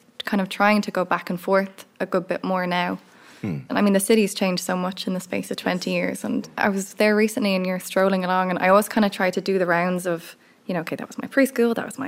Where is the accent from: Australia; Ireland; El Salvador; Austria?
Ireland; also born or lived in San Francisco, United States; So I moved to Ireland when I was seven because our family is entirely Irish.